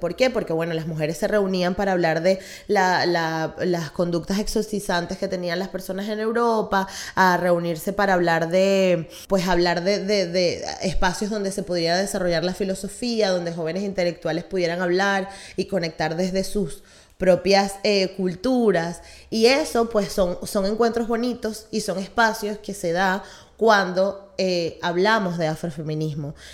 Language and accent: Spanish; Venezuela; nosotros como venezolanos